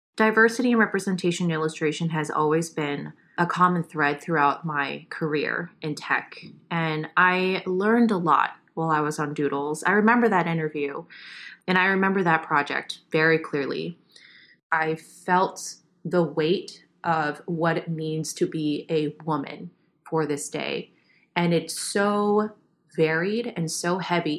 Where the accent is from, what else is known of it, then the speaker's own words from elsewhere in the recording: New York, United States; I grew up Asian American in New York